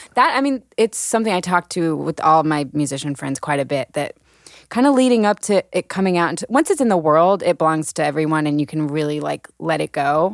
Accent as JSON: {"language": "English", "town": "Birmingham", "region": "Alabama", "country": "United States", "tie": "born or raised there", "moved": "yes", "said": "Allison and I, so we grew up in Birmingham"}